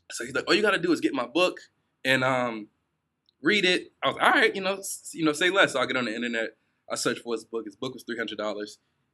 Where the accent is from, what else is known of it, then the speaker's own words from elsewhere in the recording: New York City, New York, United States; moved away; also born or lived in New Jersey; I was selling waters outside in New Jersey. So, I'm originally from Brooklyn, New York.